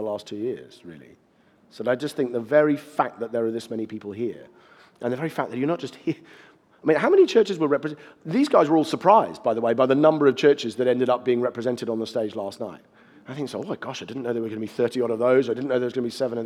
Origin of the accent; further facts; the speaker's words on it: United Kingdom; I'm speaking as a Brit